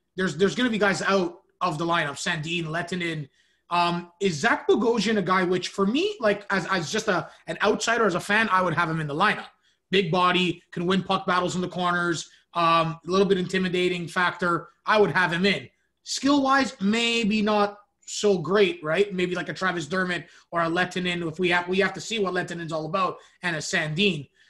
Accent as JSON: {"language": "English", "country": "Canada", "said": "I'm Canadian"}